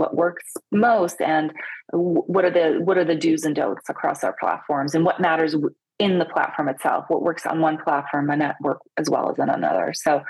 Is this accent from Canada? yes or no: no; Italy; I'm Italian. I was born in Italy. Most people, when I tell them that, are like, really? I speak a lot of languages too.